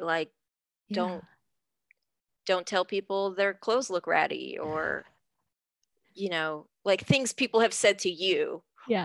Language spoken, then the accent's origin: English; United States; I've lived here my whole life. I'm a citizen. Clearly I was born here. My parents are naturalized citizens.